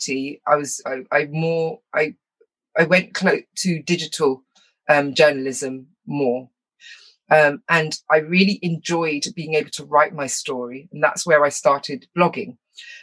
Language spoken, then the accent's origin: English; United Kingdom; also born or lived in Wales; I was raised here in England and in Wales